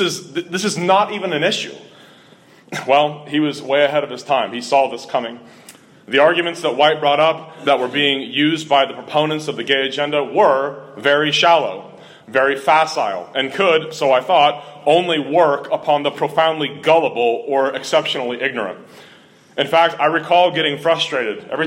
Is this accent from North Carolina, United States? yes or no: no; Cincinnati, Ohio, United States; Growing up in Cincinnati, Ohio, I had been exposed to Roman Catholicism almost constantly.